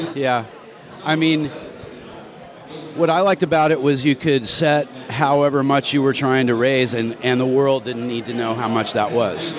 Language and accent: English; San Diego, California, United States; I grew up surfing in San Diego